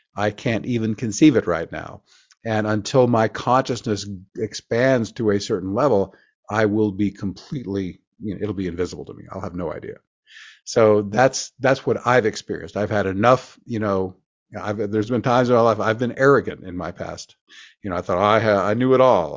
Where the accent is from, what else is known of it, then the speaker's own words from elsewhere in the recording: Oklahoma, United States; Forgive the accent. I grew up in Oklahoma